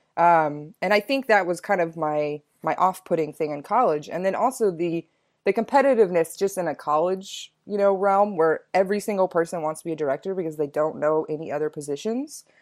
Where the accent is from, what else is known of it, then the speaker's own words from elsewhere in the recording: Texas, United States; moved away as an adult; also born or lived in Chicago; I'm from Texas originally